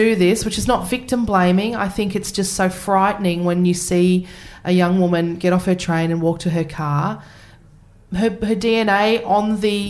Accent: Queensland, Australia; I was a child in Queensland at the time.

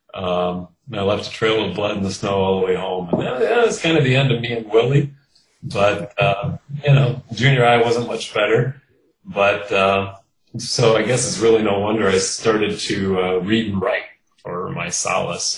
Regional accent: Kenosha, Wisconsin, United States; now in Milwaukee, United States; I grew up in Kenosha, Wisconsin, which is uh, the southeast corner of the state

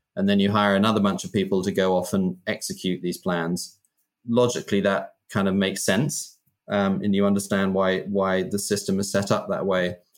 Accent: United Kingdom; I grew up in Britain in the kind of 70s and 80s.

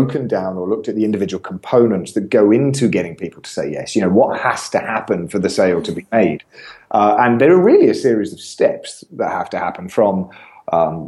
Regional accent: England, United Kingdom; I'm an Englishman

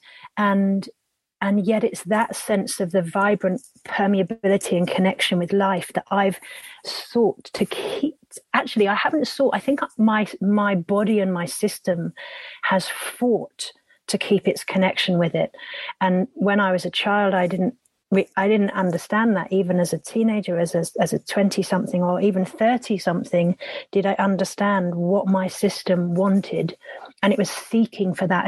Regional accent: Epping Forest, East of England, United Kingdom; I grew up in Epping Forest

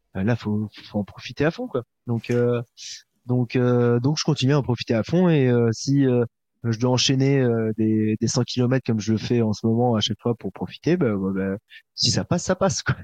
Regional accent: Paris, Île-de-France, France; en tant que Parisien

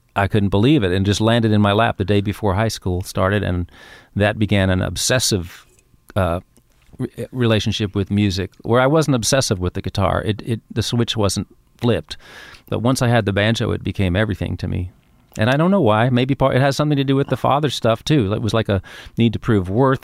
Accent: New York City, New York, United States; also born or lived in Queens; I grew up in Manhattan

